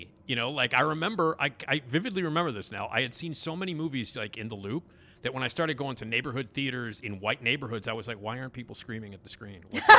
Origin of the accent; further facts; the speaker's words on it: Chicago, Illinois, United States; Anyway, being a Chicagoan, see, Nell, I had and I think we've talked about this before. I had an interesting upbringing.